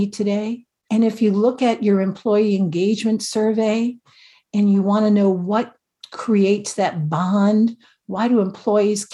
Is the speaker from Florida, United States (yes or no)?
no; New Jersey, United States